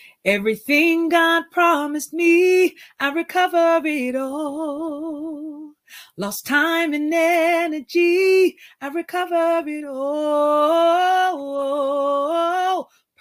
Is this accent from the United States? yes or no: no; Canada; as a Canadian artist, I find that my reach was not necessarily going south to like the US